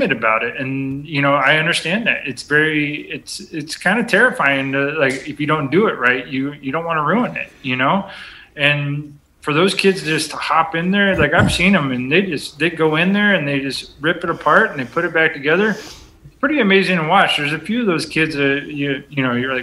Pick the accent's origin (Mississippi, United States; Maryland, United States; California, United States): California, United States; moved away as an adult; now in Viola, Wisconsin, United States; I was born and raised in California